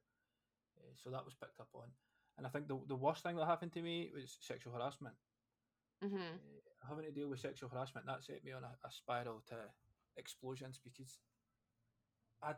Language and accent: English; Scotland, United Kingdom; As a Scottish person